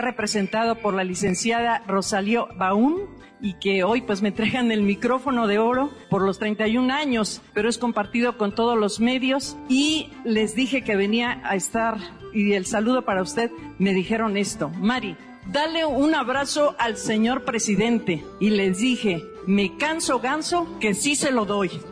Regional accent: Veracruz, Mexico; moved away as an adult; now in Minneapolis, United States; yo soy de de Perú, Veracruz, pero ya tengo 12 años viviendo en Minneapolis, Minnesota

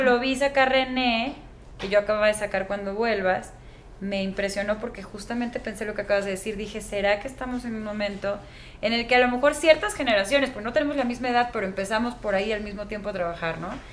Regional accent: Mexico; Somos los mexicanos, en mi generación de músicos

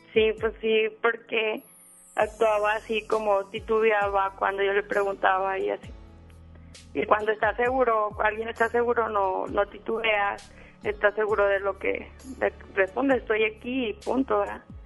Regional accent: León, Guanajuato, Mexico; moved away as an adult; now in Monterrey, Mexico; no soy de aquí de Monterrey, soy de León, Guanajuato y estoy aquí por mi trabajo

